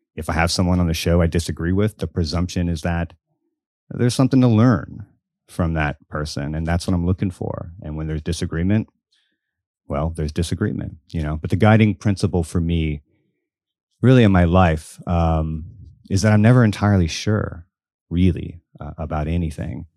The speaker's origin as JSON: {"language": "English", "town": "Biloxi", "region": "Mississippi", "country": "United States", "tie": "born or raised there", "said": "I grew up in Biloxi, Mississippi"}